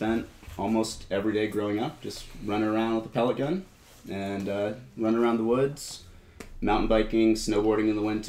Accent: upstate New York, United States; moved away as an adult; also born or lived in Southern California / Santa Barbara, California; now in California, United States; So I grew up in upstate New York, but I was born in Southern California.

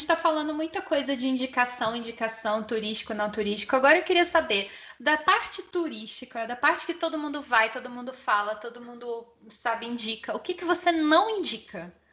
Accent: Brazil; a gente, como brasileiro

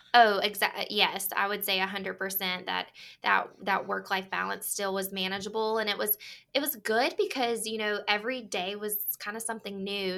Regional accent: North Carolina, United States; I am from North Carolina

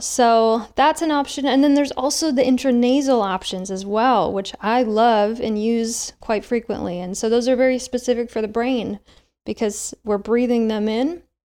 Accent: Midwest, United States; moved away; also born or lived in Seattle, Washington; I grew up in the Midwest on a standard American diet

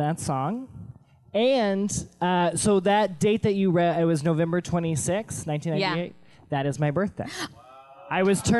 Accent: Memphis, Tennessee, United States; In Memphis. So there was no reason to wear a North face at all.

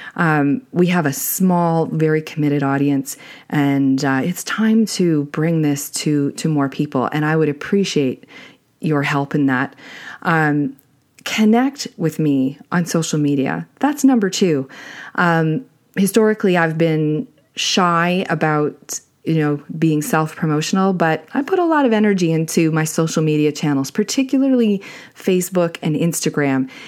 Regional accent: Canada; I'm Canadian

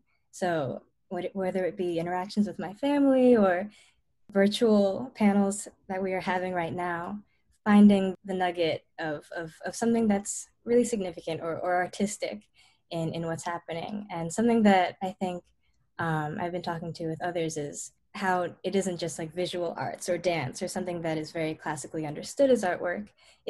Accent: Princeton, New Jersey, United States; I'm from Princeton, New Jersey

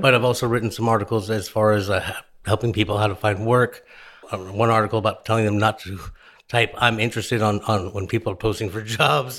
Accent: New Orleans, Louisiana, United States; I'm from New Orleans

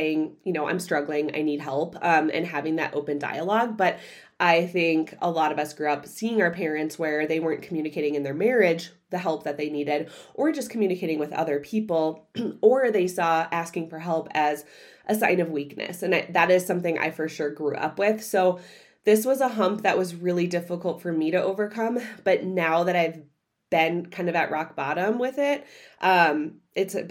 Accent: Midwest, United States; I grew up in the Midwest

